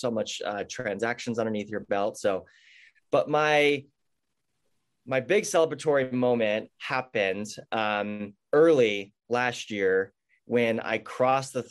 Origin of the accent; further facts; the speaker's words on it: near San Diego, California, United States; also born or lived in Portland, Oregon; now in San Diego, United States; my hometown is really close to San Diego. It's a very agricultural area. My whole family farms